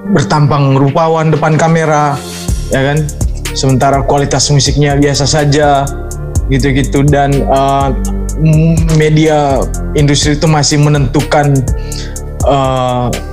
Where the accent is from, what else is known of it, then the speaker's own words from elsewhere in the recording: Manggarai, Flores, East Nusa Tenggara, Indonesia; di daerah saya di Flores, Manggarai tempat saya